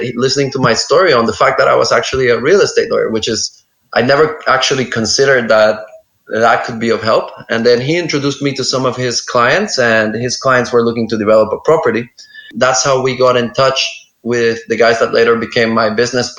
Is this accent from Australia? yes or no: no; El Salvador; moved away as an adult; now in Lombok, Indonesia; my hometown in El Salvador